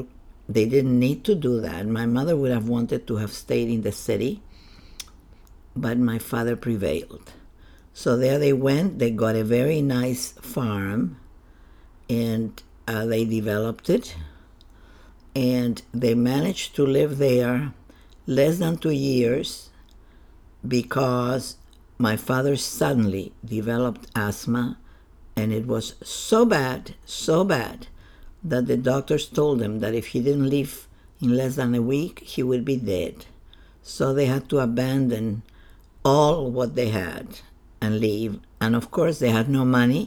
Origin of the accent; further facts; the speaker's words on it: Chiloé, Los Lagos, Chile; moved away; I was born in Chile, in the southern part of Chile, in an island. The island is called Chiloé